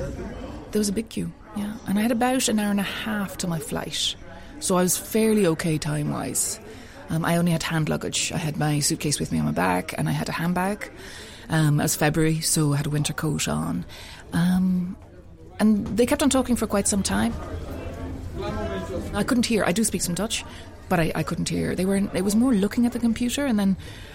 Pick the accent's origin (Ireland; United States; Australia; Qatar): Ireland; also born or lived in Dublin; I'm white, I'm Irish, and I'm in my 40s